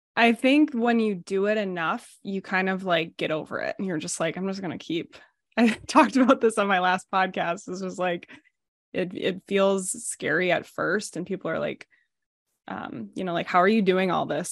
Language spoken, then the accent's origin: English; United States; I'm from the Minnesota, Wisconsin area, um, on the border. I've lived here my whole life